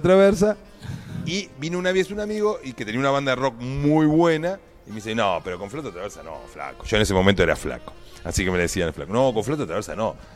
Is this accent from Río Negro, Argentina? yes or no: yes; Viedma, Río Negro, Argentina; De la ciudad de Viedma